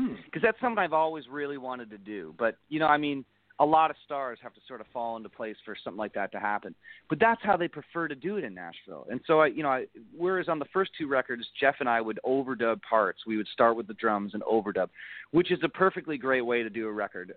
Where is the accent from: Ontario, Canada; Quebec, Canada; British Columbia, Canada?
Ontario, Canada; Niagara Falls; my house where I grew up in Niagara Falls